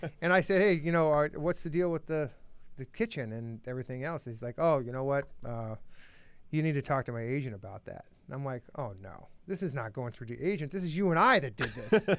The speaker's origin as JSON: {"language": "English", "region": "Arizona", "country": "United States", "tie": "born or raised there", "also_born_or_lived": "Phoenix / Miami", "moved": "as an adult", "said": "I grew up in Arizona where it's a hundred and fifteen in the summer."}